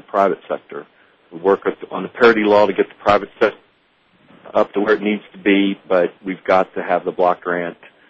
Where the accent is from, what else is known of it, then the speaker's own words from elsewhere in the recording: West Virginia, United States; I'm from West Virginia